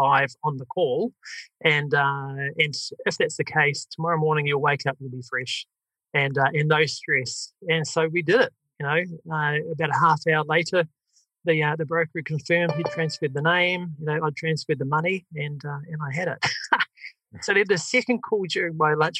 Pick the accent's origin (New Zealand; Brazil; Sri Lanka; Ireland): New Zealand; accent: New Zealand; my New Zealand accent